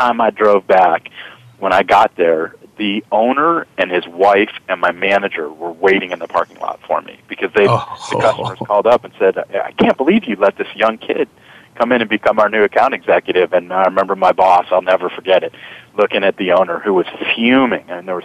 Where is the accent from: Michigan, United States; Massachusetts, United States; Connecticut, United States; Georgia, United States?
Massachusetts, United States; moved away; also born or lived in Houston, Texas; I'm a Yankee. I'm from Massachusetts.